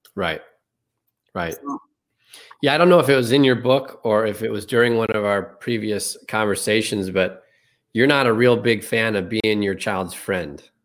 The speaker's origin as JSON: {"language": "English", "town": "Chicago", "region": "Illinois", "country": "United States", "said": "I'm from Chicago"}